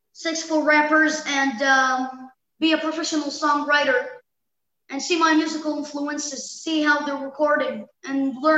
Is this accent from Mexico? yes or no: no; Gaza, Gaza Strip, Palestine; It could be about growing up in Gaza.